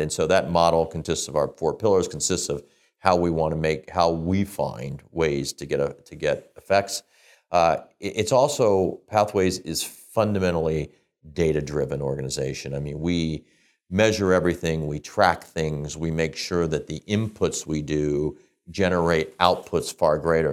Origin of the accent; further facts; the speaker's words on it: Midwest, United States; moved away as an adult; now in Canada; We grew up in the Midwest in the United States. I came to Canada